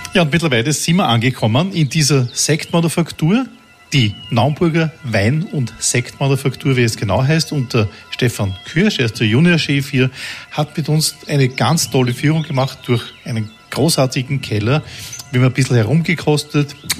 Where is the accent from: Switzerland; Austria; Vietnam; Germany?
Austria; bei uns in Österreich